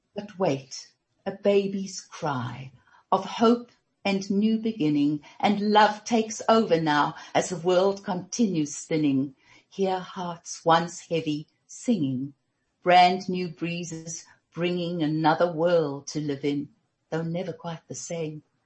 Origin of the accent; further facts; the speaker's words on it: Germiston, Gauteng, South Africa; we grew up in Germiston